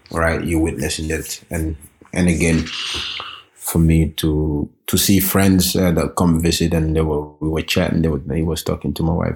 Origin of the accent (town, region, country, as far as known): Norway; born or raised there; also born or lived in Gambia